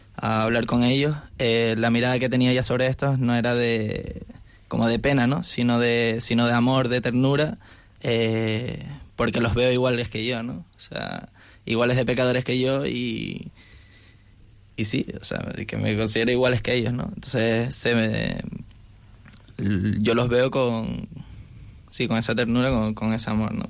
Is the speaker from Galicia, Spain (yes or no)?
no; Canary Islands, Spain; moved away as an adult; now in Madrid, Spain; soy de, Canarias y estudio en un piso universitario